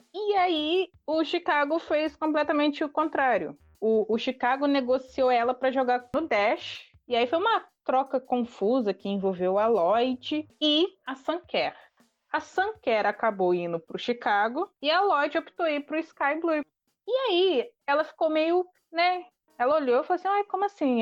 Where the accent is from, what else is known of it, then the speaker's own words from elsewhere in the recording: Brazil; a gente é brasileiro